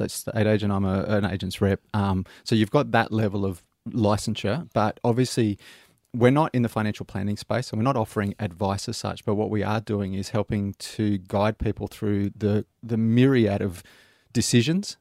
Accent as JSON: {"language": "English", "town": "Sydney", "region": "New South Wales", "country": "Australia", "moved": "yes", "lives_now": "Melbourne, Australia", "said": "I'm originally from Sydney, so I'm, oh, yeah? I'm, an old Sydney boy, but I've been in Melbourne since 2001"}